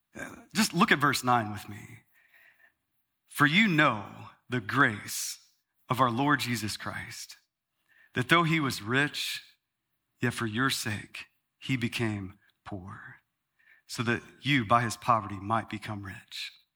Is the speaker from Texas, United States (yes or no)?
yes; Texas, United States; now in Arizona, United States; I grew up in Texas